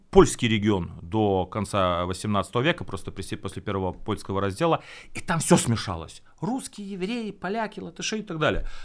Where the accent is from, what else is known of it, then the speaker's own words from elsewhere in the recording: Latvia; moved away as an adult; now in Ukraine; Я этнический латыш полностью.